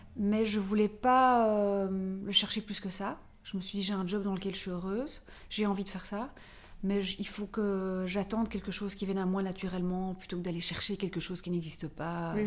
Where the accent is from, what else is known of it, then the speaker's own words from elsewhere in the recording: Brussels, Brussels-Capital Region, Belgium; also born or lived in Paris; je suis belge, je viens de Bruxelles